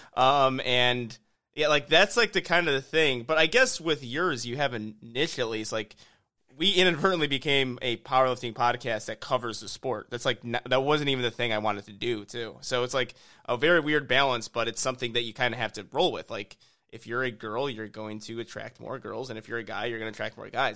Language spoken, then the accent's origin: English; Illinois, United States; now in Houston, United States; I'm from Illinois.